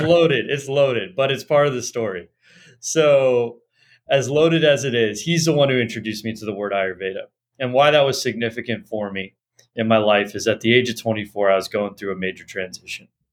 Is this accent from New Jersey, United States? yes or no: no; Los Angeles, California, United States; I grew up in Los Angeles